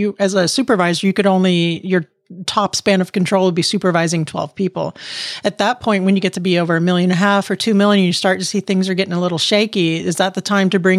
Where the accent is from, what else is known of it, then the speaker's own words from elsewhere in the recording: Miami, Florida, United States; now in Maryland, United States; I'm from Miami originally